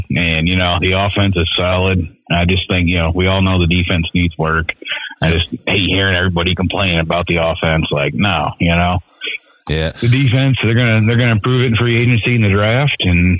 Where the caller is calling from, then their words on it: Clark Lake, Michigan, United States; I'm in Clark Lake.